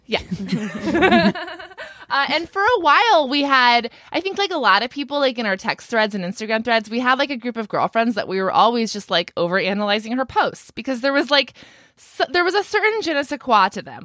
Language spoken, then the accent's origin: English; Ventura County, California, United States; I'm actually from Ventura County, where Brittany lives now.